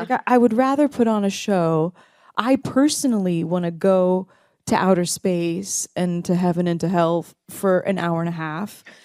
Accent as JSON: {"language": "English", "town": "Dallas", "region": "Texas", "country": "United States", "tie": "born or raised there", "also_born_or_lived": "Tulsa, Oklahoma"}